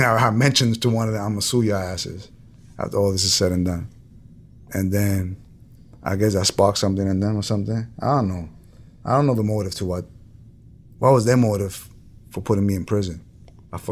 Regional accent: New York City, New York, United States; I'm from the Bronx. I'm from a neighborhood where if you're not paying attention to your surroundings, then you're kind of being dumb.

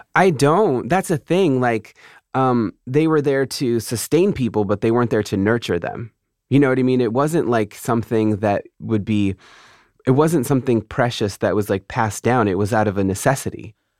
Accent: California, United States; I'm from an Indian reservation outside of San Diego.

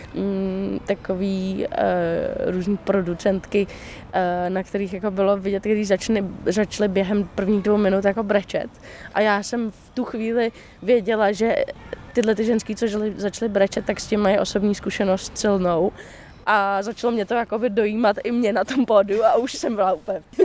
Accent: Prague, Czechia; also born or lived in New York; u nás v Praze

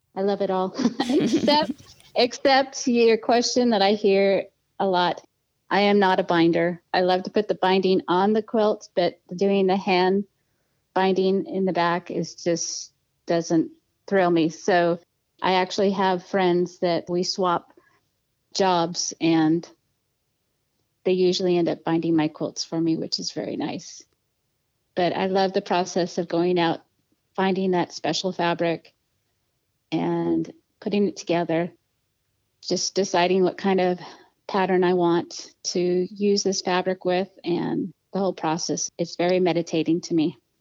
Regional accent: Edmonds, Washington, United States; also born or lived in Seattle, Washington / Portland, Oregon / Stanwood, Washington; I was born in Seattle, Washington, and I was raised about 20 miles north of Seattle in a town called Edmonds

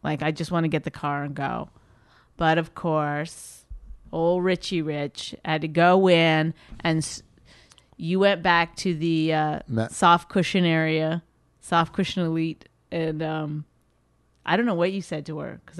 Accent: Canada; I'm Canadian, so I probably stood like at least 10 minutes before I even said anything.

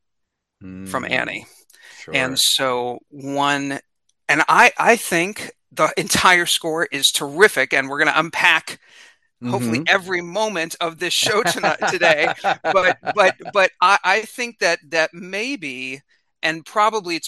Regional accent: Independence, Missouri, United States; I grew up in Independence, Missouri, and it's a suburb of Kansas City.

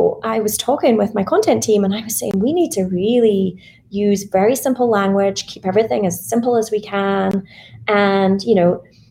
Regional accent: Scotland, United Kingdom; I was in Scotland. I'm Scottish

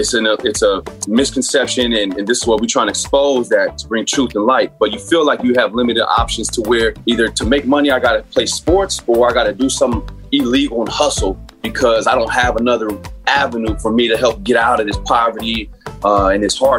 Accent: San Bernardino, California, United States; I grew up in San Bernardino, which is inner city, much like Watts or Oakland, a lot of projects.

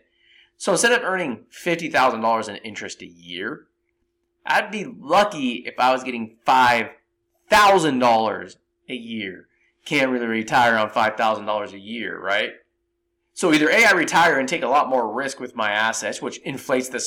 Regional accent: San Jose, California, United States; I grew up in San Jose, California.

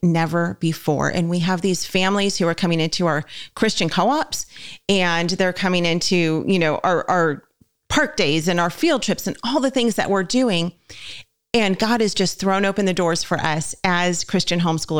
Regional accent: Southern California, United States; we're from Southern California as well. And so most people where I lived in SoCal

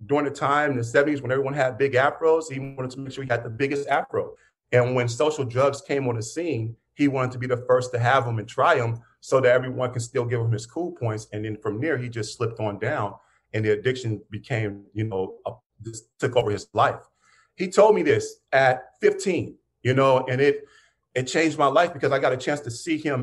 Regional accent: Pittsburgh, Pennsylvania, United States; I grew up in Pittsburgh

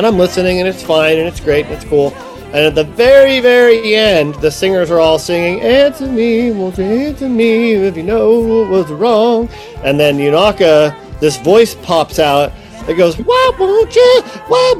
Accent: Ohio, United States; moved away; I'm from Ohio

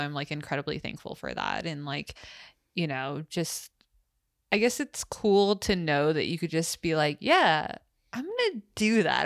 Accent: United States; the privilege of being American

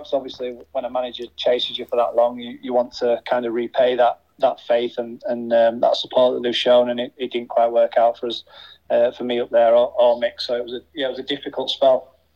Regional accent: Huddersfield, Yorkshire and the Humber, United Kingdom; my hometown club

